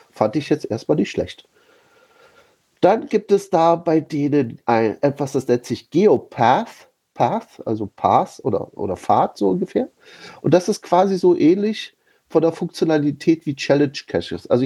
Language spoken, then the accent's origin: German; Berlin, Germany; ich wechsle hier mal zwischen äh, meiner Heimatstadt Berlin und meinem, ja, sagen wir mal, vielleicht Arbeitsort Potsdam.